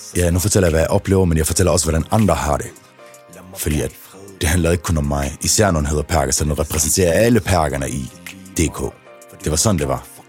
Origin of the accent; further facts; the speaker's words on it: Denmark; der, hvor jeg voksede op i Trillegården